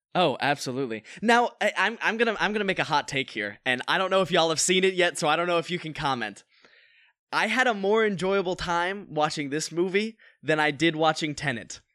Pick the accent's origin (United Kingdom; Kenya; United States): United States; North Carolina; now in Los Angeles, United States; I live out in L A and I'm an actor from North Carolina